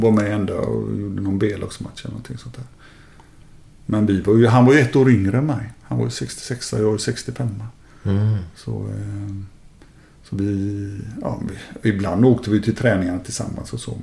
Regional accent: Gothenburg, Västra Götaland, Sweden; moved away as an adult; also born or lived in Kallebäck, Gothenburg / Italy / Germany; Jag växte upp i Lunden

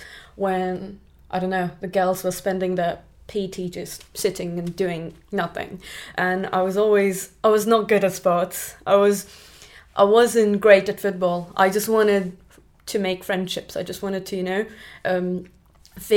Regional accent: Pune, Maharashtra, India; moved away as an adult; now in United Kingdom; I grew up in India in a place called Pune. Pune is a city, but I grew up in the outskirts

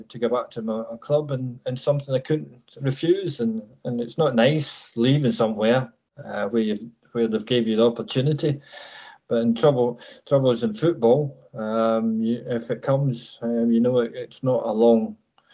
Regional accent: Ayr, Scotland, United Kingdom; moved away; also born or lived in Colchester; my hometown, Ayr United

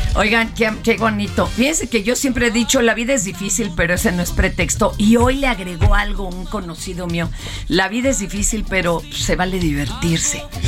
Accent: Mexico; somos mexicanos

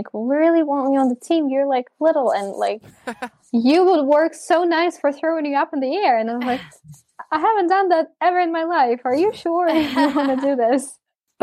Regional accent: Ukraine; also born or lived in United States

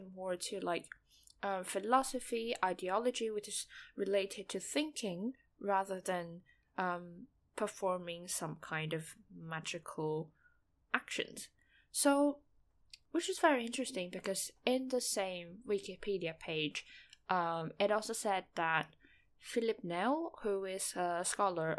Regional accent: Taiwan; first language Mandarin; English is a second language; in Taiwan, we mainly speak Mandarin. Taiwanese is a dialect. So yeah, Mandarin is my first language

